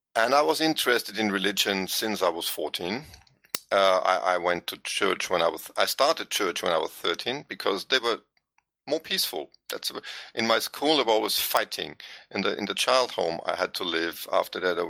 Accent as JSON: {"language": "English", "region": "Vienna", "country": "Austria", "second_language": "English", "moved": "as an adult", "lives_now": "Tyrol, Austria", "said": "I'm from Vienna"}